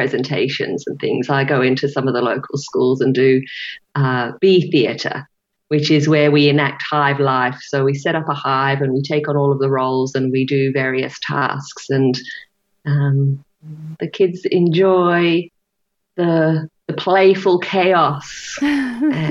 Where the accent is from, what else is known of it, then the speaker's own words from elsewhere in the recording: England, United Kingdom; now in United States; I grew up in England